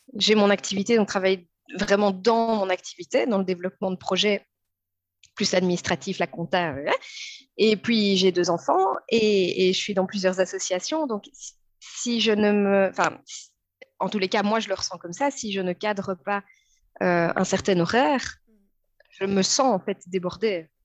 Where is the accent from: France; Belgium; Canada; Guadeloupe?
Belgium; je suis une maman de 36 ans, je suis belge